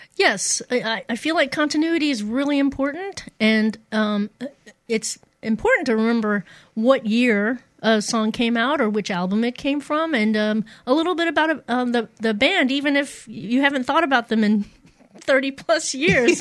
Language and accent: English; Poplar Bluff, Missouri, United States; i grew up in a small town um, uh, the raging metropolis of Poplar Bluff, Missouri, in in the southeast, the boot heel of the state